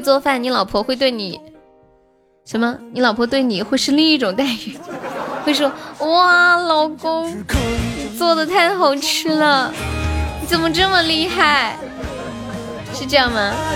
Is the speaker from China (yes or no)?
yes; China; 我们中国人有存钱的意识